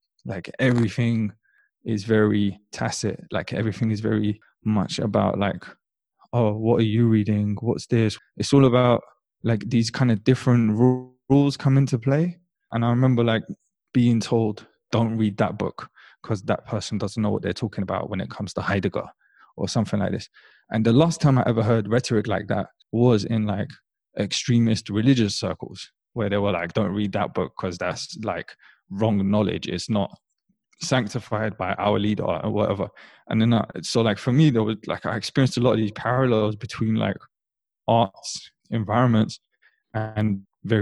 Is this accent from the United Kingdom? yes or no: yes; London, United Kingdom; growing up in London